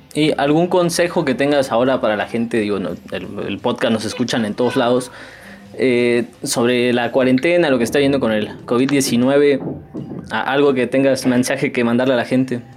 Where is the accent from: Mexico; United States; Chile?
Mexico